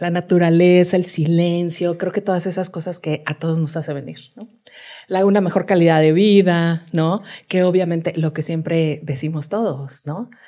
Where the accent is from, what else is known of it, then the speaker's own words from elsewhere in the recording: Mexico City, Mexico; todas esas cosas que uno siempre quiso como chilango